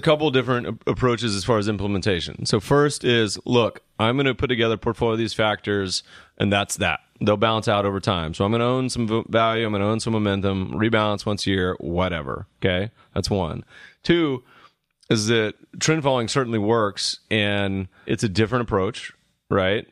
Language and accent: English; the South, United States; we're from the South